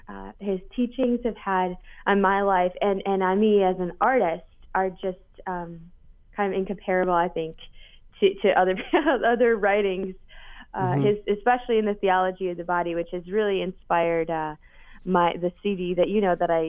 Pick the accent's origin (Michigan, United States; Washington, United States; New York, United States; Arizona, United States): Michigan, United States; Grand Rapids; Grand Rapids, Michigan, my hometown.